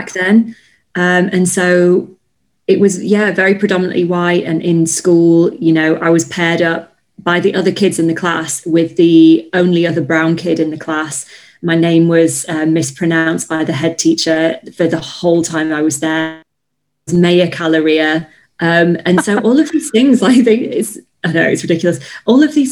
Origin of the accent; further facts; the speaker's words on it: Yorkshire and the Humber, United Kingdom; now in Bristol, United Kingdom; you growing up there? It was strange um, I think because I didn't know any different at the time, I felt it was normal.